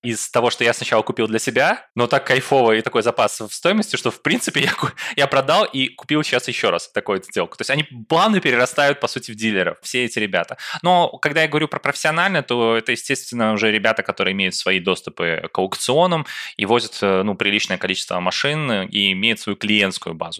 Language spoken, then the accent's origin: Russian; Belarus; сам я из Беларуси